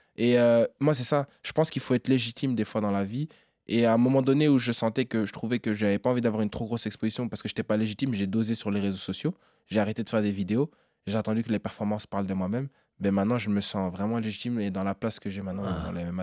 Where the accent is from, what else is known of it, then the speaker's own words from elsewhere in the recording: Namur, Wallonia, Belgium; je suis belge